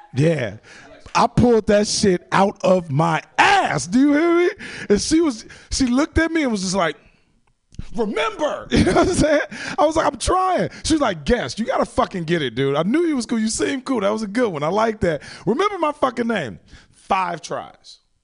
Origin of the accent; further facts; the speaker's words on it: Chicago, Illinois, United States; moved away; I'm from Chicago originally